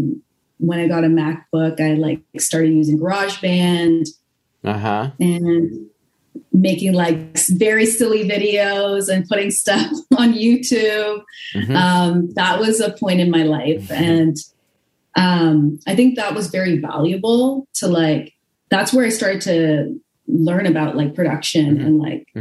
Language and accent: English; Hamilton, Ontario, Canada; I grew up in the like suburb of Hamilton in Stony Creek